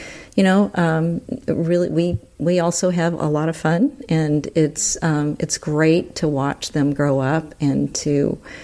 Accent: Texas, United States; moved away; growing up in Texas, which was not easy at that time

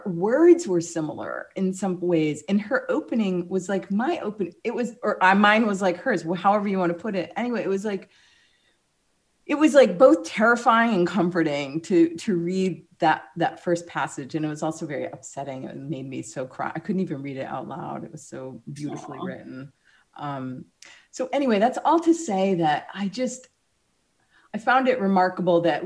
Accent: Mexico, Maine, United States; born or raised there; moved away

